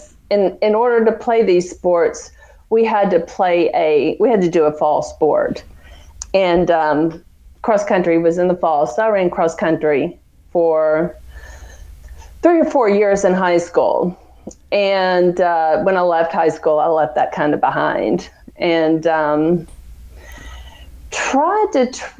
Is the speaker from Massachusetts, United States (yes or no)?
no; Nashville, Tennessee, United States; moved away as an adult; also born or lived in Atlanta, Georgia; now in Birmingham, United States; Born and raised in Nashville.